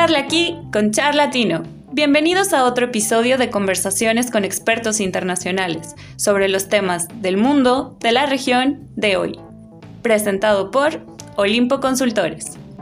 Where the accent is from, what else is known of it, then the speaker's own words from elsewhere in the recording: Ecuador; en Ecuador al menos nosotros ya teníamos una ideología demócrata cristiana